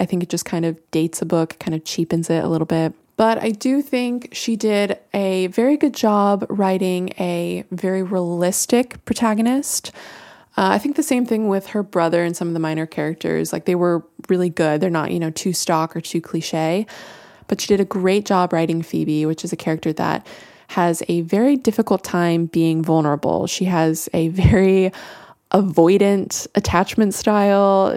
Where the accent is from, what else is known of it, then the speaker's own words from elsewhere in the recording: Florida, United States; I am from Florida